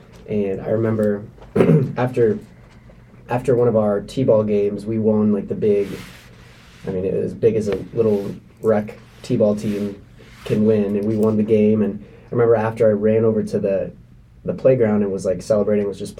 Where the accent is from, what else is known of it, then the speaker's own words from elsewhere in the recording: United States; growing up in America